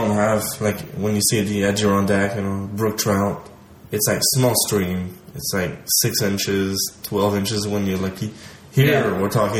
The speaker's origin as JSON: {"language": "English", "region": "Quebec", "country": "Canada", "said": "Like, I'm from Quebec."}